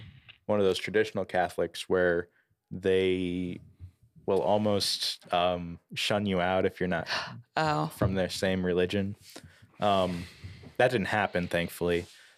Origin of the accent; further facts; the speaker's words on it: Fort Wayne, Indiana, United States; now in Huntington, United States; We're from Fort Wayne.